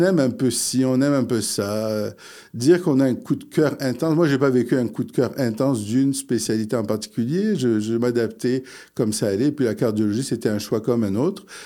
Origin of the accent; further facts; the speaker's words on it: Quebec, Canada; also born or lived in Morocco; je suis arrivé euh, euh, du Maroc. J'avais 4 ans. Euh, donc, j'ai fait toute ma scolarité ici